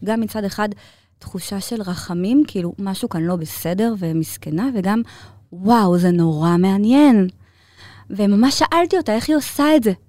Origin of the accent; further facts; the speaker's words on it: Ramat Gan, Tel Aviv District, Israel; also born or lived in Bnei Brak; גדלתי ברמת גן